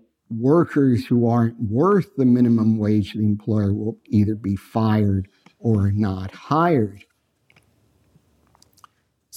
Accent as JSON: {"language": "English", "town": "Los Angeles", "region": "California", "country": "United States", "said": "I'm from Los Angeles"}